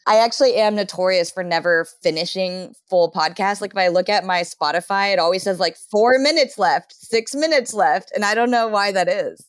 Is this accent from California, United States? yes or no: yes; Southern California, United States; now in Seattle, United States; I grew up in Southern California